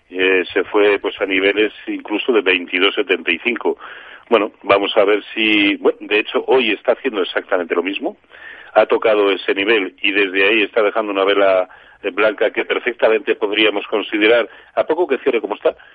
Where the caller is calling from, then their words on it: Valencia, Valencian Community, Spain; de Valencia.